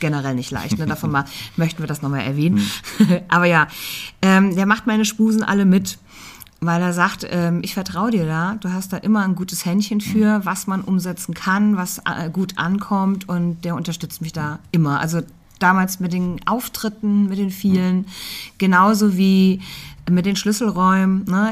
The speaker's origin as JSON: {"language": "German", "town": "Margretenhaun", "region": "Hesse", "country": "Germany", "tie": "born or raised there", "also_born_or_lived": "Fulda", "said": "ich bin in Fulda geboren, ja. Ich bin ein fuldisches Mädchen. Ich bin in Margretenhauen aufgewachsen, bei Petersberg."}